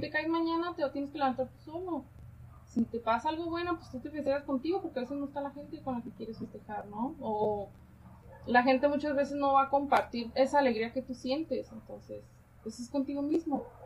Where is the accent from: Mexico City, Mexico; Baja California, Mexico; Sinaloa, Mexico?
Baja California, Mexico; Tijuana; yo nací aquí en Tijuana